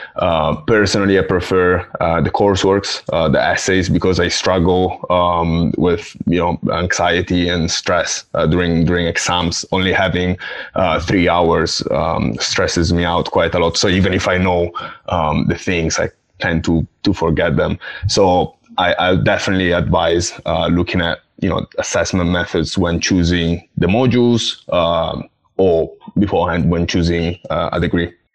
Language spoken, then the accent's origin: English; Italy; moved away as an adult; now in Essex, United Kingdom; I come from Italy